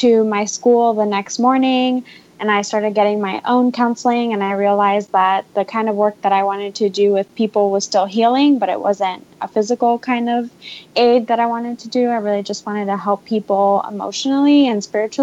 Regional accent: Miami, Florida, United States; moved away; my hometown, Miami, Florida

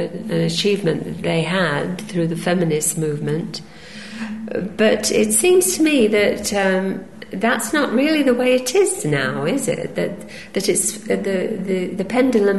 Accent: Belgium; moved away as an adult; leave Belgium, my home country

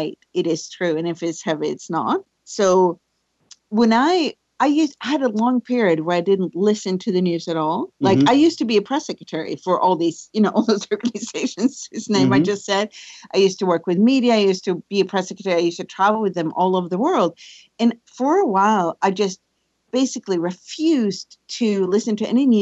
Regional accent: Sweden; So I grew up in Sweden. I'm born in Sweden. I guess I am Swedish. I still live there

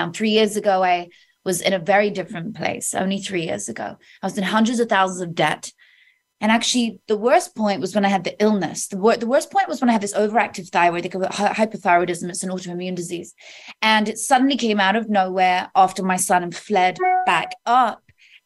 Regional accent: Oxfordshire, South East England, United Kingdom; In Oxfordshire, in the countryside, in the UK

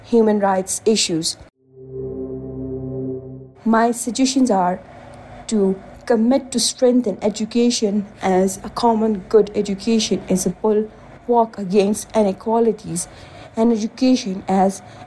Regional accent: Pakistan; I am from Pakistan

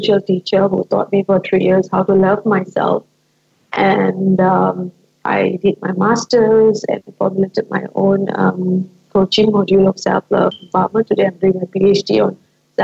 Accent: Malaysia; from Malaysia

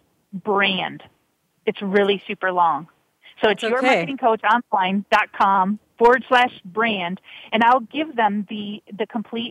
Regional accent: Michigan, United States; moved away; I'm originally from Michigan, as I told you, but my family's half Canadian

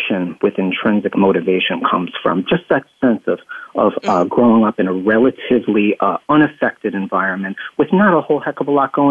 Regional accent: upstate New York, United States; also born or lived in Staten Island, New York; I actually grew up in upstate New York, a relatively rural area

